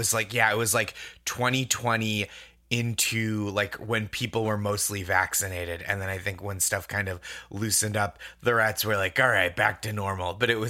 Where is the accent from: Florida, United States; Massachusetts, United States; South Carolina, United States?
Massachusetts, United States; now in New York, United States; And then I grew up in the Boston suburbs and Alston, I should say, is like a borough of Boston essentially.